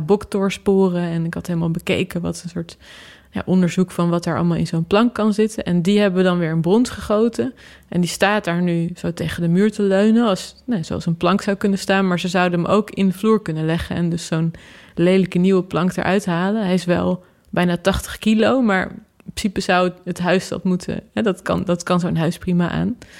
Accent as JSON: {"language": "Dutch", "region": "Utrecht", "country": "Netherlands", "tie": "born or raised there", "said": "de plek waar ik geboren ben"}